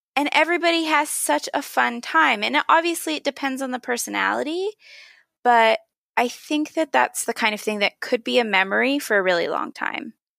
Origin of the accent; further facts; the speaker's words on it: Pennsylvania, United States; When I was a kid, I grew up in Pennsylvania